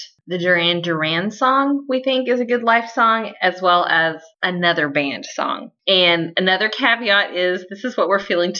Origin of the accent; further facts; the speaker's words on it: Texas, United States; As a Texan